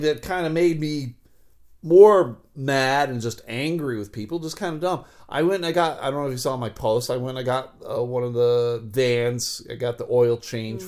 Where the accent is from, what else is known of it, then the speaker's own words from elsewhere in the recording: Buffalo, New York, United States; moved away; growing up in Buffalo